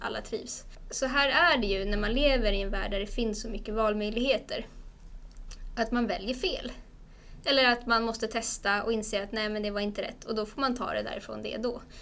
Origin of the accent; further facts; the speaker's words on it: Stockholm, Stockholm County, Sweden; moved away as an adult; also born or lived in Umeå; jag är från Stockholm men ville flytta därifrån